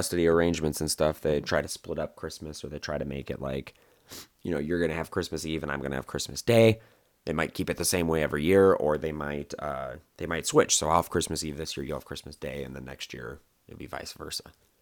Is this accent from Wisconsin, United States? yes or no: yes; Wisconsin, United States; moved away; I'm from Wisconsin, so I'm used to the cold time of year, snow on the ground